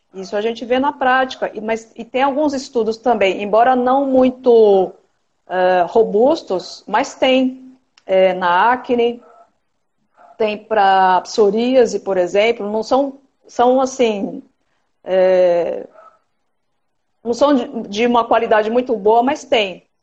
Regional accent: São Paulo, Brazil; moved away as an adult; now in Cuiabá, Brazil; eu estou morando agora, agora em Cuiabá, Mato Grosso, mas eu sou de São Paulo

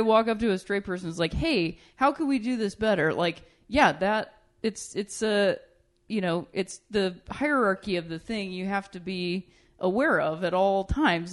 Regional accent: Ohio, United States; I'm from Ohio

